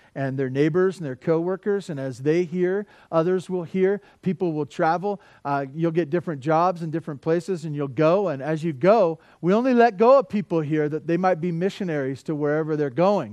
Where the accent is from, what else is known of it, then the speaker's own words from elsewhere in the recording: Santa Barbara, California, United States; also born or lived in Tehachapi; I grew up in Santa Barbara